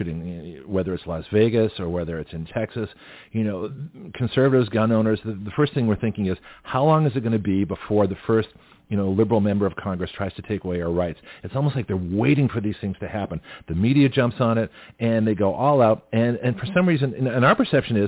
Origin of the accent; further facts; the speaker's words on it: Canada; now in Milton, United States; I'm Canadian originally